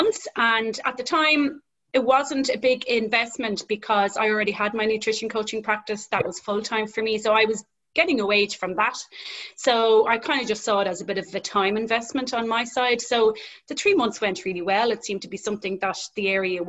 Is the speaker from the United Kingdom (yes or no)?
no; Dublin, Leinster, Ireland; I'm from Dublin